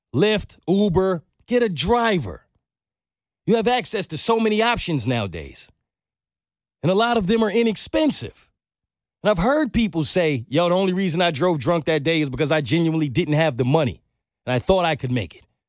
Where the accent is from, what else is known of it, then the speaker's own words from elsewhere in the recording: New York, United States; moved away; I'm from New York